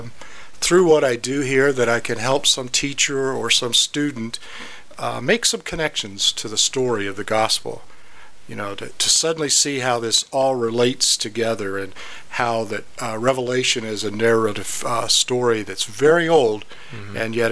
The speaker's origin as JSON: {"language": "English", "region": "Ohio", "country": "United States", "tie": "born or raised there", "also_born_or_lived": "Kentucky", "said": "Well, actually, I was born in Kentucky. Okay. And I grew up in Ohio, so I guess by that token, I'm a Midwest boy. My father was a Pilgrim Holiness pastor, so we moved around a lot."}